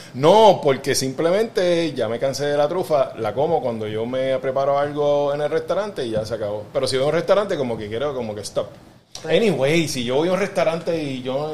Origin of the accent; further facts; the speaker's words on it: Carolina, Puerto Rico; soy, soy de Carolina